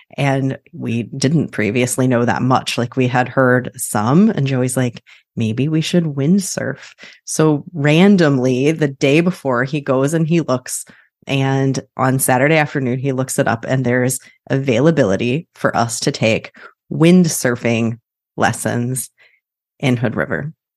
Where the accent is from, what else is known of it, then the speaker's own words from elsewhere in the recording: Kansas, United States; was born and raised in Kansas